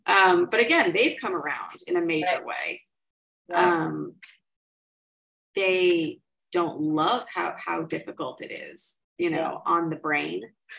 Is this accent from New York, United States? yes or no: yes; New York City, New York, United States; Upper East Side. If you can believe. Yeah.